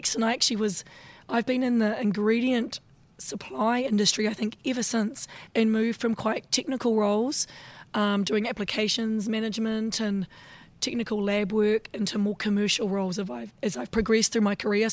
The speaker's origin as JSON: {"language": "English", "region": "South Island of New Zealand", "country": "New Zealand", "accent": "Kiwi", "said": "I'm from South Island of New Zealand"}